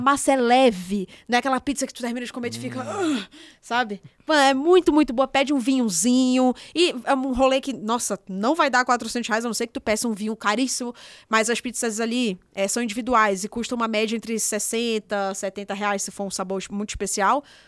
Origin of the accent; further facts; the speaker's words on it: Manaus, Amazonas, Brazil; now in São Paulo, Brazil; Manaus, minha terra